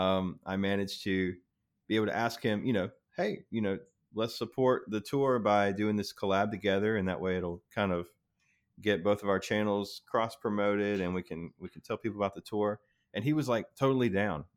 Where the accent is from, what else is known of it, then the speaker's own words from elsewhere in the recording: South Carolina, United States; I grew up in South Carolina, right on the border of North Carolina